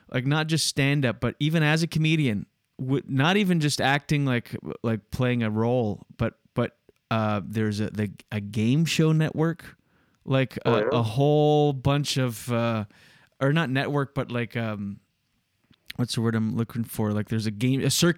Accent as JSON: {"language": "English", "region": "New Brunswick", "country": "Canada", "tie": "born or raised there", "first_language": "French", "second_language": "English", "moved": "as an adult", "lives_now": "Quebec, Canada", "said": "where I grew up in New Brunswick"}